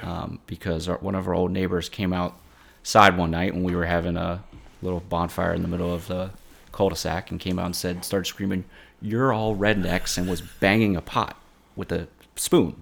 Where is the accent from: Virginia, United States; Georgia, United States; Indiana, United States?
Virginia, United States; Mechanicsville; also born or lived in Richmond, Virginia; Mechanicsville, Virginia. Born and raised, or born in Richmond at least, uh, and grew up in Mechanicsville.